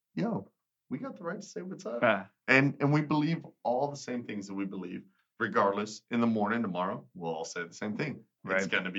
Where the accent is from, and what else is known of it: Texas, United States